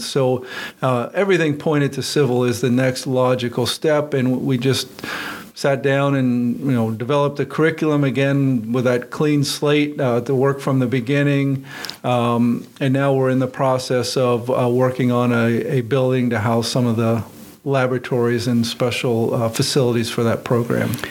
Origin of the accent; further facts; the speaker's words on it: Western Pennsylvania, United States; moved away as an adult; also born or lived in California; I grew up in Western Pennsylvania